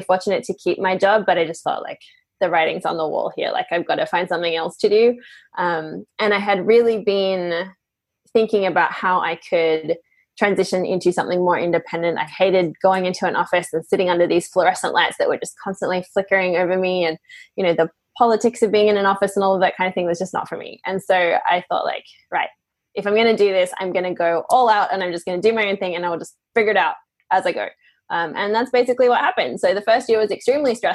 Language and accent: English; Australia; now in Portugal; I grew up in Australia, but I now live in Portugal